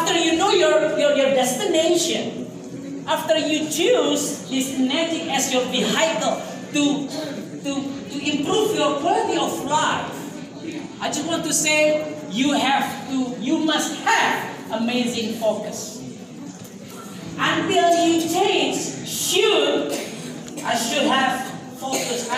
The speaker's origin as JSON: {"language": "English", "country": "Indonesia", "said": "we came from Indonesia."}